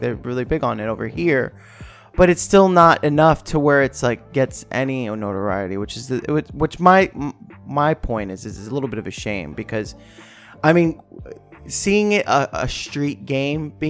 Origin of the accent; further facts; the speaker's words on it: New York, United States; growing up in New York, that was the game